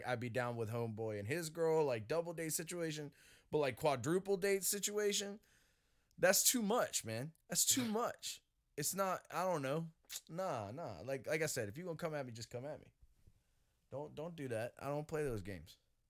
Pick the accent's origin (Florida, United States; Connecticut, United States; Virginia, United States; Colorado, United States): Florida, United States; this is what the world thinks of me when I tell people I'm from Florida.